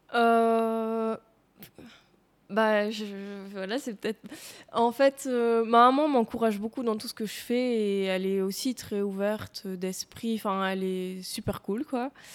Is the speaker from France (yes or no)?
no; Tournai, Wallonia, Belgium; moved away as an adult; now in Louvain-la-Neuve, Belgium; j'ai vécu là et que j'ai connu que ça pendant mon enfance